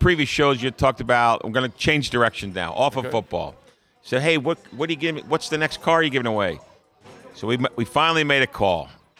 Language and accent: English; New Jersey, United States; That's all it is. And it's my hometown. But anyhow, it's a good place.